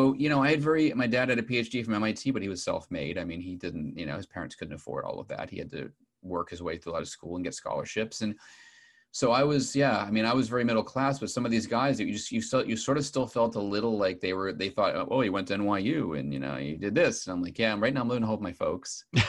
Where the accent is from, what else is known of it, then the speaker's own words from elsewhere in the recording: Boston, Massachusetts, United States; I grew up outside of Boston, and people in America don't like to talk about class distinctions.